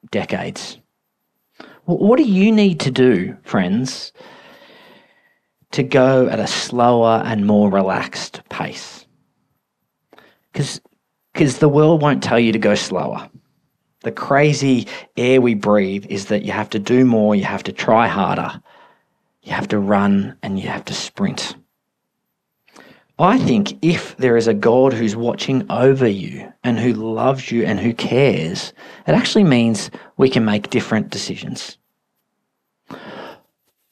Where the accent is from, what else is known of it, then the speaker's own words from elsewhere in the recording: Australia; We're so Australian